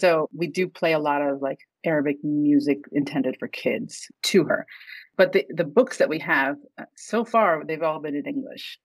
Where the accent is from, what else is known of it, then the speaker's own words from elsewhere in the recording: Virginia, United States; moved away as an adult; also born or lived in Egypt; now in New York, United States; my family's Egyptian. Um, I was actually born overseas, but ra- we moved here when I was three. So, I was raised in Virginia, and then I've lived in New York for over 20 years